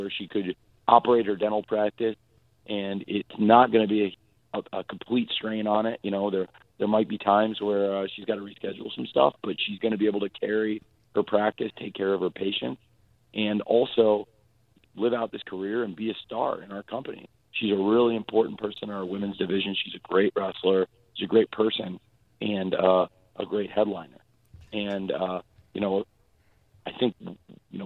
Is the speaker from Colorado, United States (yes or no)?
no; Jacksonville, Florida, United States; my hometown of Jacksonville